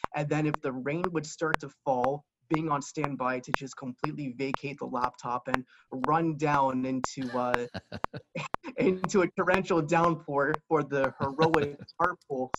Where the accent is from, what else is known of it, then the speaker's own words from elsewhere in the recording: Lehigh Valley, Pennsylvania, United States; growing up in the Lehigh Valley area